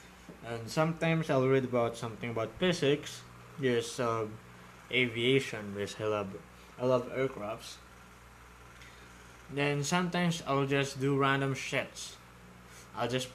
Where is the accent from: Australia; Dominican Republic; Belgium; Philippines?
Philippines; I'm from Philippines